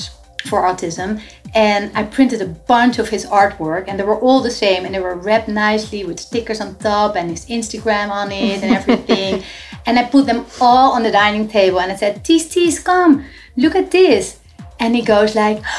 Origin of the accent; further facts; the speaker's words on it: Netherlands; moved away as an adult; now in Miami, United States; we are originally from the Netherlands. So we moved like 6 years ago to Miami